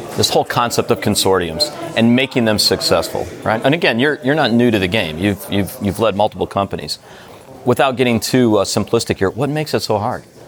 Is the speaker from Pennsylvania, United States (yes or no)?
no; Detroit, Michigan, United States; moved away; I'm from Detroit originally, right. so we're U.S. boys.